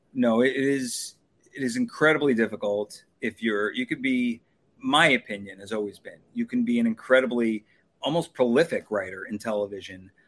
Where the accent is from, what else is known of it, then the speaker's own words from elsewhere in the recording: Long Island, New York, United States; moved away as an adult; also born or lived in Los Angeles; I'm from New York. I'm from Long Island.